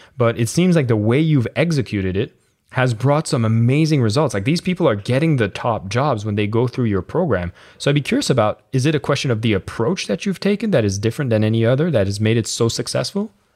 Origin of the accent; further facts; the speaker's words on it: Canada; I'm from Canada